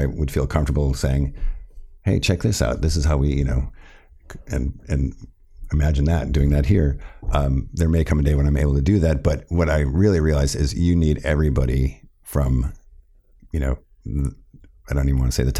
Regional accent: Milwaukee, Wisconsin, United States; a kid growing up in Milwaukee, Wisconsin

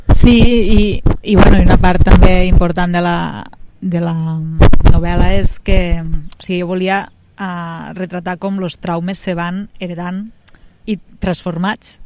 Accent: Amposta, Catalonia, Spain; Vaig néixer aquí, uns pares van néixer aquí, uns iaios van néixer aquí

